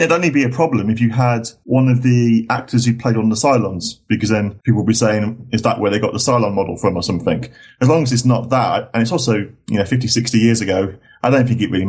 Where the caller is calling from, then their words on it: Elland, Yorkshire and the Humber, United Kingdom; I'm calling from a place called Elland, which is near Halifax in England. You may know, I've heard of Leeds. It's probably the nearest big city or town where I live. And it's not too far from Manchester. It's in the north of England, essentially.